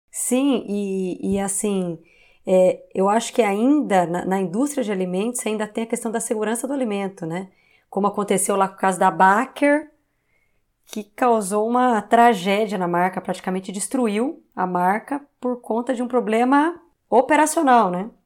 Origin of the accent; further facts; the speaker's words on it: Campinas, São Paulo, Brazil; Eu sou de Campinas, né? A Ciber era uma empresa de Campinas que a QR comprou